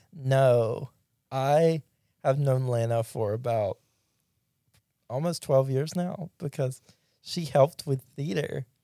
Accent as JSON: {"language": "English", "town": "Pulaski", "region": "Mississippi", "country": "United States", "tie": "born or raised there", "lives_now": "Jackson, United States", "said": "I grew up in Pulaski"}